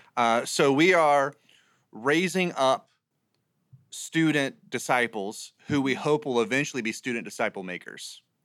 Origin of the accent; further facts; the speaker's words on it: Jacksonville, Florida, United States; moved away; also born or lived in Raleigh, North Carolina; I'm originally from Jacksonville, Florida